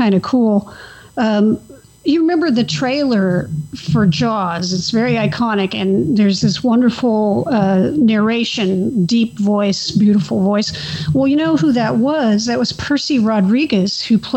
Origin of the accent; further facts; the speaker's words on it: Central Coast, California, United States; I grew up in the Central Coast region